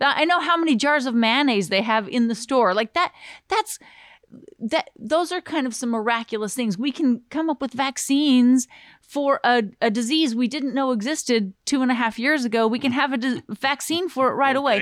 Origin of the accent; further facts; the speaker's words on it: Southern Utah, United States; also born or lived in Glendale, California / Hollywood, California / Southern California; half California, half Utah